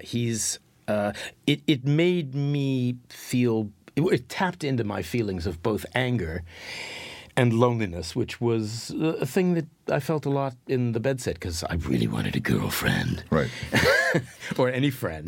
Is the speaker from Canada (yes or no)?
yes; Winnipeg, Manitoba, Canada; moved away as an adult; also born or lived in London; I was from I was from Winnipeg, and I and I was living in London